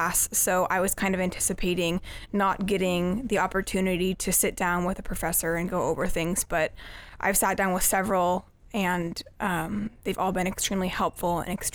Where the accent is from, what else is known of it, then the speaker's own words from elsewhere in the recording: Sammamish, Washington, United States; moved away as an adult; now in Iowa, United States; I'm from Sammamish, Washington